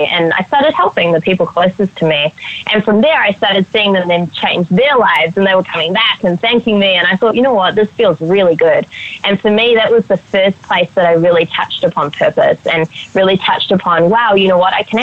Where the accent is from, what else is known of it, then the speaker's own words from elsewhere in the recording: Auckland, New Zealand; moved away; also born or lived in Australia; I grew up in Auckland, New Zealand